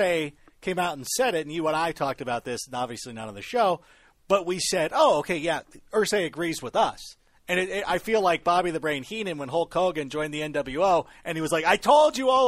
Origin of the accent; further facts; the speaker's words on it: Chicago, Illinois, United States; I'm actually from Chicago